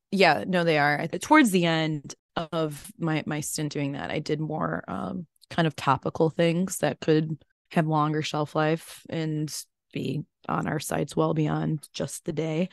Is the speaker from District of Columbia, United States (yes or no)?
no; Chicago, Illinois, United States; moved away; also born or lived in North Woods; growing up in Chicagoland